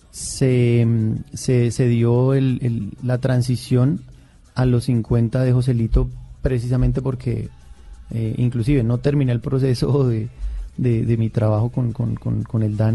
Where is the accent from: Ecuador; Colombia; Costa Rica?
Colombia; Boyacá; me fui para, para, para, mi, departamento, yo soy boyacense